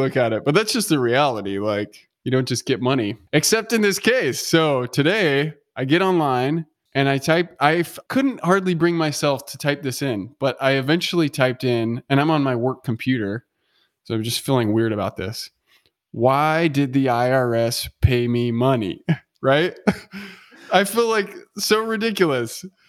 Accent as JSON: {"language": "English", "country": "United States", "said": "as an American"}